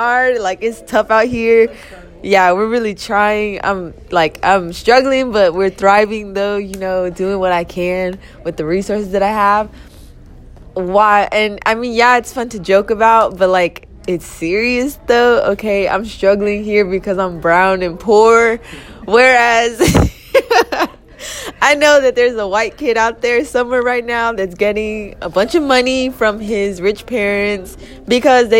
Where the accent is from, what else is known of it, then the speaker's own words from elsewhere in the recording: United States; as an American student